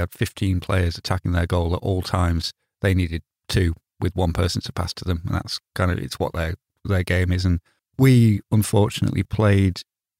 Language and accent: English; United Kingdom; Well, nobody's going to say that to me because I'm British.